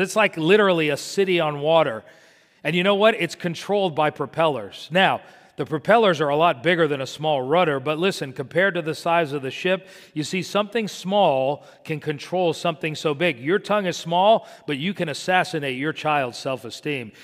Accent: Miami, Florida, United States; when I was growing up in Miami

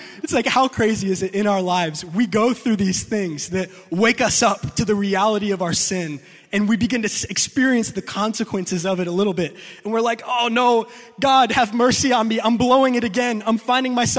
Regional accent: New York, United States; I'm from New York

